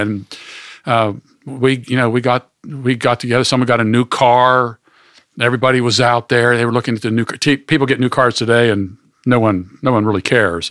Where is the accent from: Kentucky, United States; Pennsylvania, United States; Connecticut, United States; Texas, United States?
Pennsylvania, United States; Pittsburgh; moved away as an adult; also born or lived in Kalamazoo, Michigan; grew up in Pittsburgh, Pennsylvania